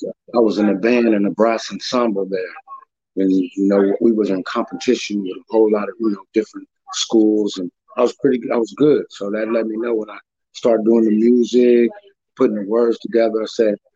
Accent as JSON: {"language": "English", "town": "San Francisco", "region": "California", "country": "United States", "tie": "born or raised there", "said": "But I was born and raised in the Fillmore."}